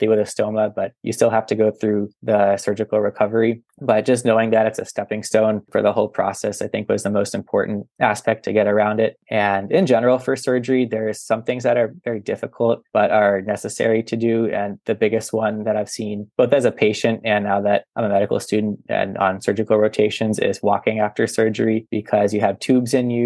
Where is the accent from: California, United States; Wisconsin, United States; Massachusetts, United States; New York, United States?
Massachusetts, United States; Boston; I'm from the Boston area, and there's major hospitals